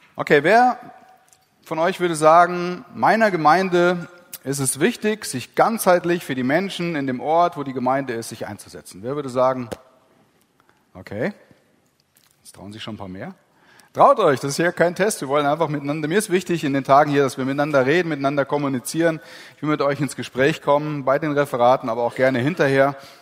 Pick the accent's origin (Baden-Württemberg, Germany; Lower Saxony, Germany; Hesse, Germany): Hesse, Germany; Heisterberg, Gusternhain; wo ich herkomme, Heisterberg, Gustenhain